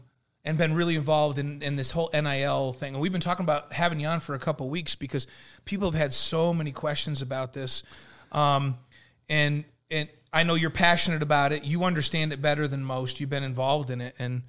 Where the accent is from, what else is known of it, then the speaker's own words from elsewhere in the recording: New York, United States; I grew up in New York.